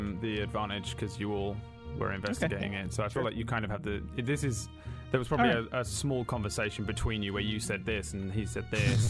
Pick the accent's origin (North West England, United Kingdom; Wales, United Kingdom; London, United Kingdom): London, United Kingdom; London suburb, United Kingdom; I don't feel like I'm from a small place, but it apparently 80,000 people, was it? Is where my hometown, how big my hometown is. I'm from a, from a London suburb, okay? Not actual London, I guess.